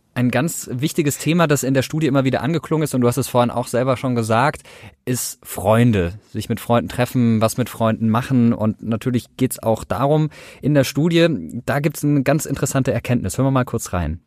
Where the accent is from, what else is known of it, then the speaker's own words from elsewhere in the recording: Karlsruhe, Baden-Württemberg, Germany; ich komme aus Karlsruhe